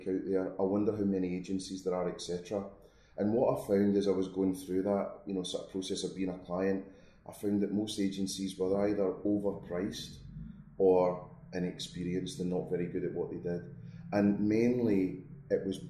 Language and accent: English; Scotland, United Kingdom; moved away; also born or lived in Milton Keynes; being Scottish